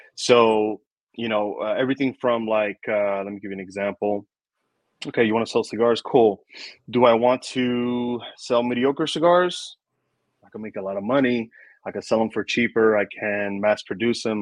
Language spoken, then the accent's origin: English; New York City, New York, United States; I grew up in New York City